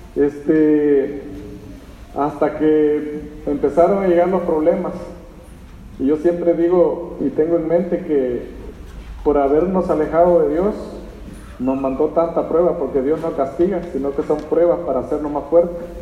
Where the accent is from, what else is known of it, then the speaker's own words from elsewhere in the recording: El Salvador; moved away as an adult; Somos del Salvador